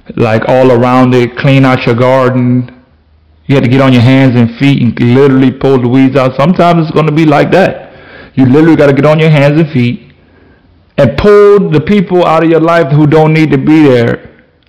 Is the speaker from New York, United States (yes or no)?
no; Florida, United States; I'm from Florida.